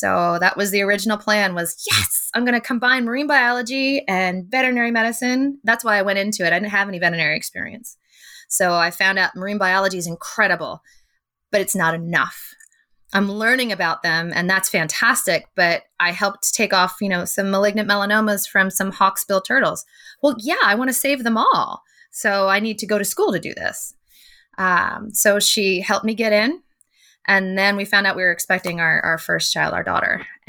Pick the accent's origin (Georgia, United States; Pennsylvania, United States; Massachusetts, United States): Pennsylvania, United States; also born or lived in Connecticut; So I grew up moving a lot as a kid. My dad is, he just retired last year in the ministry. So I was born in Connecticut. We moved all around Pennsylvania throughout my childhood